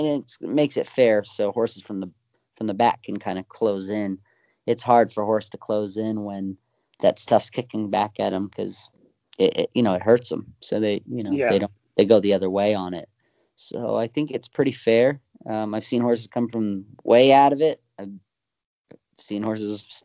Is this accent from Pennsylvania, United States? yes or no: no; California, United States; moved away; also born or lived in Florida; I'm born and raised in California